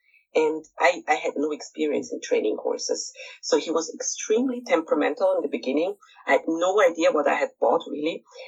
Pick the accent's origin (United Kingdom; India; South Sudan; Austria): Austria; moved away as an adult; now in Shanghai, China; I was growing up in the Austrian countryside.